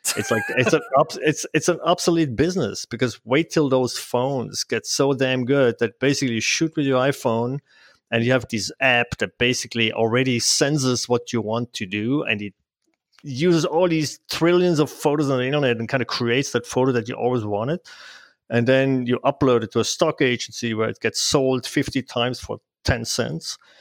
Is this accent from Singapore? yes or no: no; Switzerland; English is a second language; moved away as an adult; now in Bend, United States; I'm originally from Switzerland, so you probably hear from my language.